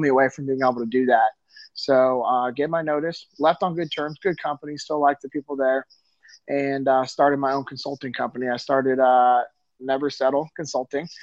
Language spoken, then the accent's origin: English; Sacramento, California, United States; moved away as an adult; I'm originally from Sacramento, California. Yeah, I grew up in the same city that my dad grew up